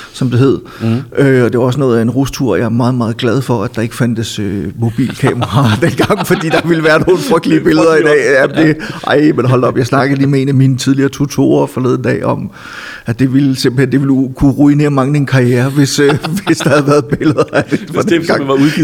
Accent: Silkeborg, Central Denmark Region, Denmark; moved away as an adult; also born or lived in Copenhagen; min hjemby Silkeborg

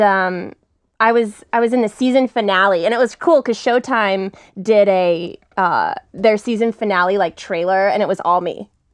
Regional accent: Texas, United States; now in Los Angeles, United States; I'm from Texas. I moved to L

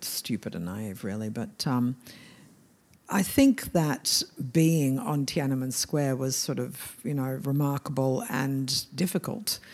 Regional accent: Melbourne, Victoria, Australia; moved away as an adult; also born or lived in Hong Kong / Shanghai; I come from Melbourne

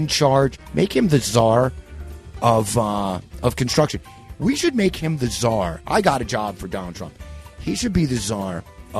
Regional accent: New York, United States; as a New Yorker

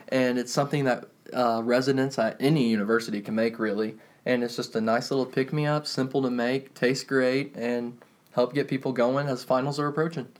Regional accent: Shoals, Indiana, United States; I hail from Shoals, Indiana, population eight hundred

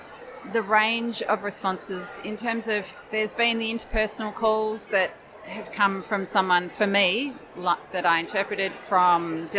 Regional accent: Victoria, Australia; I'm from Northeast Victoria

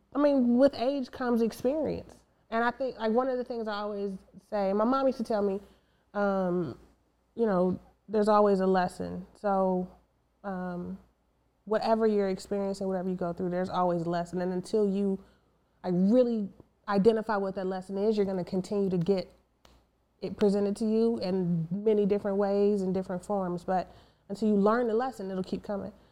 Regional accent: East Cleveland, Ohio, United States; moved away as an adult; we lived in East Cleveland, uh, suburb of Cleveland

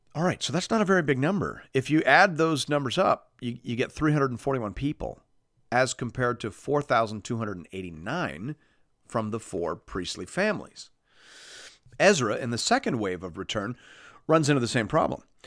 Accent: Canada; as a Canadian

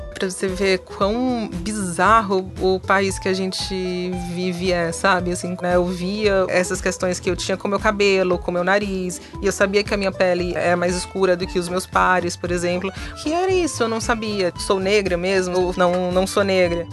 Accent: Fortaleza, Ceará, Brazil; moved away as an adult; now in São Paulo, Brazil; eu sou de Fortaleza, moro em São Paulo há mais de 10 anos

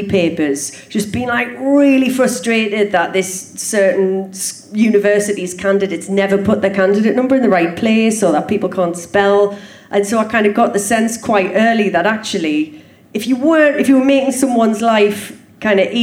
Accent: Sunderland, North East England, United Kingdom; Grew up opposite Barnes Park

